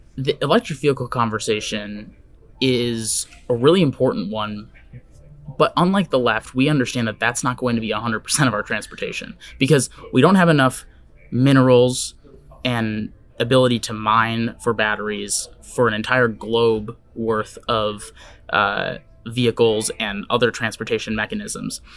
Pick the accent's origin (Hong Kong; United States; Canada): United States; Wisconsin; now in Seattle, United States; where I grew up in Wisconsin